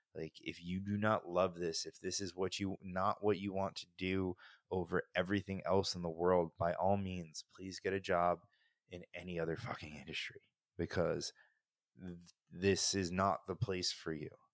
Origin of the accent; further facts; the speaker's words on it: New Jersey, United States; now in Florida, United States; I grew up in New Jersey